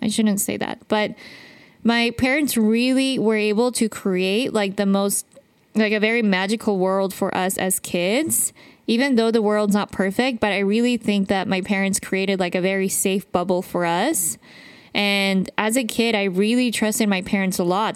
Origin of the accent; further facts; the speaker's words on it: Utah, United States; I grew up in Utah